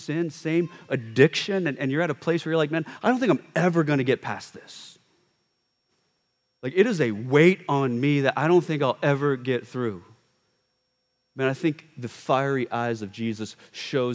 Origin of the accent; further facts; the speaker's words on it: United States; we as an American culture, we don't really reverence our elders